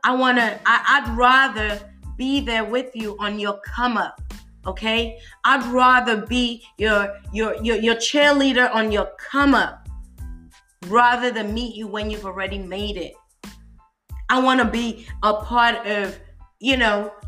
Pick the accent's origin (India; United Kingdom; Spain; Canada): United Kingdom; now in United States; I'm a Brit, I'm British, but I'm currently living in the States